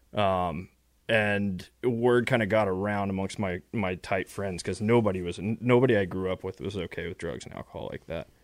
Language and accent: English; West Texas, United States; I grew up in West Texas, um, middle class, upper middle class family